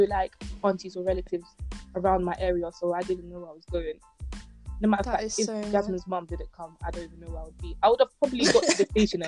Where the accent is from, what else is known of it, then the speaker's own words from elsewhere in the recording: Ghana; moved away; I grew up in Ghana